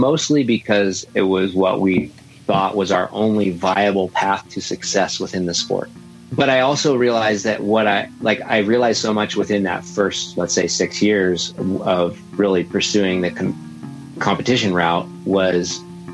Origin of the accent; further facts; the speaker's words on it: Laguna Beach, California, United States; I grew up in Laguna Beach